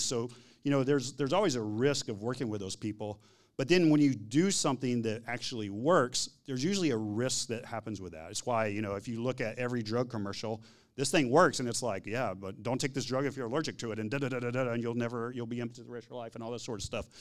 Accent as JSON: {"language": "English", "region": "Texas", "country": "United States", "said": "I'm from Texas"}